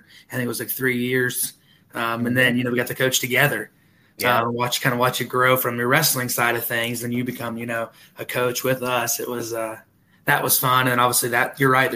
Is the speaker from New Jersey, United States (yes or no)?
no; Parkersburg, West Virginia, United States; also born or lived in Chicago / Wood County; I was originally born in Chicago. I transferred to West Virginia when I was real young and kind of basically grew up here in the state of West Virginia. Grew up in Work County originally and then transferred into Parkersburg.